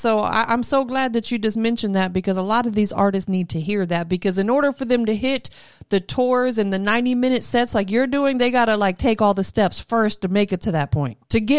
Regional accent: Florida, United States; moved away as an adult; now in Atlanta, United States; I'm from Florida. I lived there my entire life up to 10 years ago when I moved here to Atlanta.

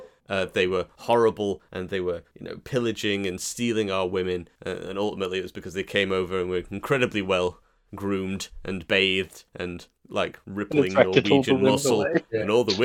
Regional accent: Wales, United Kingdom; But I am Welsh, so I'm allowed to.

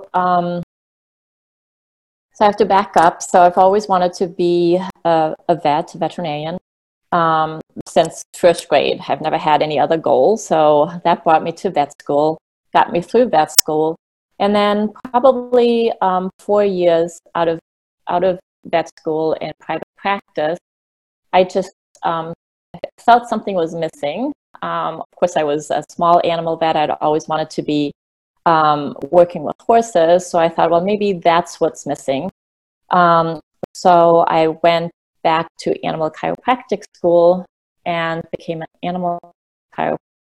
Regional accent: Germany; moved away; I grew up in Germany

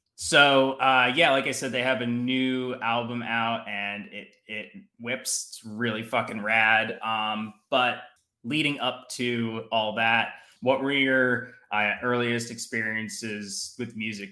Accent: New Jersey, United States; moved away; I'm from New Jersey originally

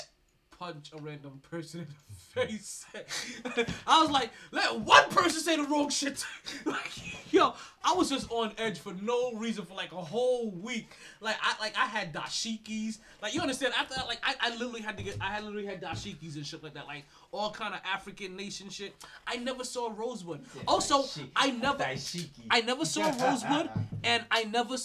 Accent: Jamaica; I'm Jamaican

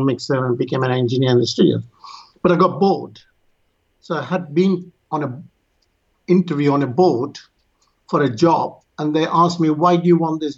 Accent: Yemen; moved away; also born or lived in India; My family comes from India, and I was born in Yemen.

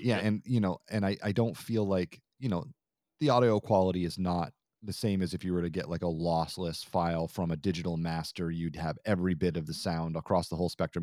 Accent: Vermont, United States; moved away; I'm originally from Vermont

